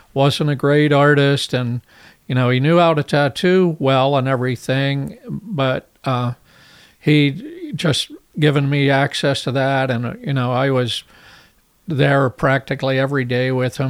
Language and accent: English; Hollidaysburg, Pennsylvania, United States; moved away as an adult; now in San Diego, United States; I'm from Hollidaysburg, Pennsylvania